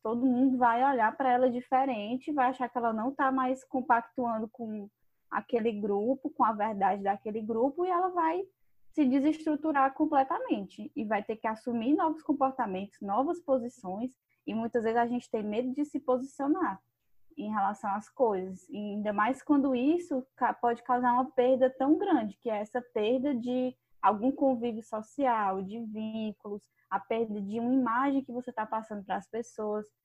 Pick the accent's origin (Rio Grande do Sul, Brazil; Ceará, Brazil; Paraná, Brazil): Ceará, Brazil; accent: cearense; Baixou aqui o sotaque cearense